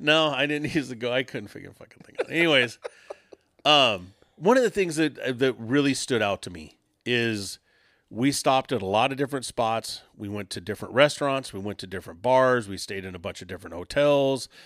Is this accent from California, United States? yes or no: yes; Southern California, United States; I'm from California